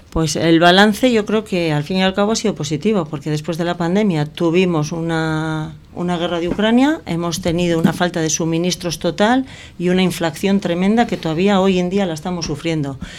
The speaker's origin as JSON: {"language": "Spanish", "town": "Sestao", "region": "Basque Country", "country": "Spain", "tie": "born or raised there", "said": "soy nacida hace 53 años en Chavarri, en Sestao, donde prácticamente pues hice toda mi juventud"}